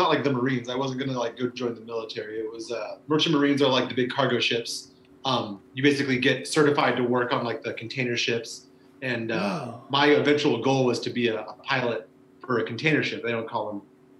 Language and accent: English; West Coast, United States; And then Portland ended up winning out just because I'm from the West Coast. My mom still lives up in Olympia, friends and stuff.